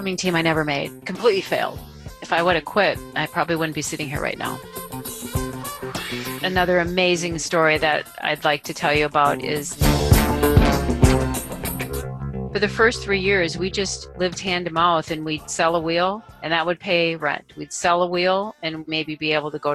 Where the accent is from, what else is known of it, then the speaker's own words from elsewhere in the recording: Duluth, Minnesota, United States; now in Roseville, United States; I'm originally from Duluth, which is even more rugged, right up there on the north shore of Lake Superior